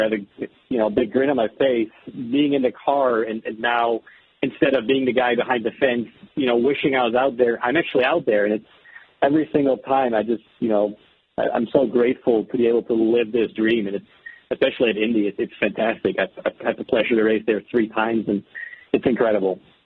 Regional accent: Amsterdam, North Holland, Netherlands; moved away as an adult; I'm, I'm originally from the Netherlands, Amsterdam.

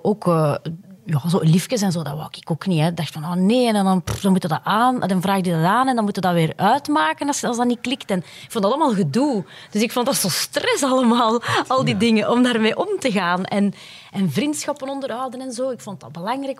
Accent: Puurs, Flanders, Belgium; mijn roots liggen ook echt in Puurs

